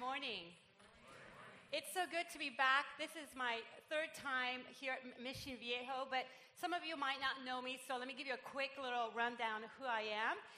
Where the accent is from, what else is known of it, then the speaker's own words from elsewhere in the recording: Puerto Rico; English is a second language; now in Irvine, United States; I'm Puerto Rican